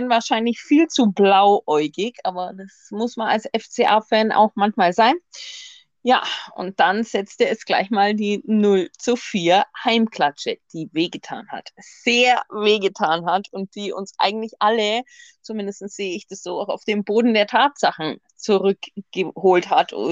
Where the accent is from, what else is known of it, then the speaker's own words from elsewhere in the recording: Augsburg, Bavaria, Germany; Also, ich bin in Augsburg geboren, wohne auch noch tatsächlich in meinem Heimatort, der so 30 Kilometer südlich liegt.